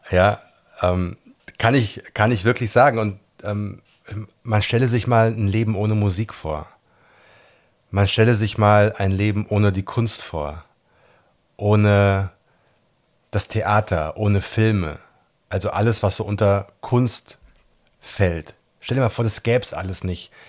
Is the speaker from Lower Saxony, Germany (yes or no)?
no; Gießen, Hesse, Germany; Ich bin in Gießen geboren, bin in Gießen zur Schule gegangen, habe in Gießen mein Abi gemacht. Ich bin ein echter Mittelhesse